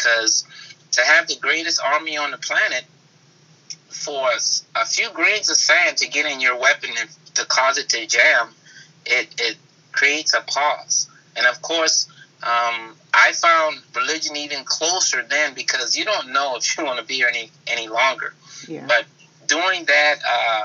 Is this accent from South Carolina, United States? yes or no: yes; Charleston, South Carolina, United States; moved away as an adult; also born or lived in Germany; I'm born and raised in Charleston, South Carolina